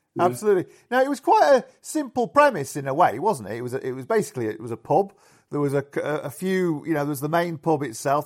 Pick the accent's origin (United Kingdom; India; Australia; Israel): United Kingdom; Yorkshire and the Humber; the pubs where I grew up in in Yorkshire